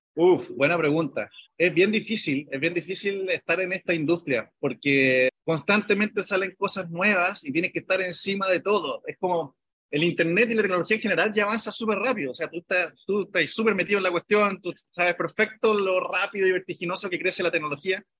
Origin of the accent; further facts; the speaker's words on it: Chile; somos cuatro chilenos